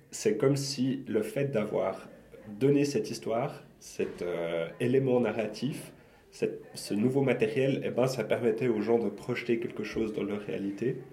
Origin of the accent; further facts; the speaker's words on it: Lausanne, Vaud, Switzerland; chez nous, à Lausanne